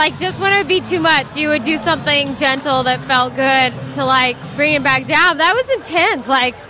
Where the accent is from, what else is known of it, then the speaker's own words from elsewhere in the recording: Utah, United States; We are from Utah.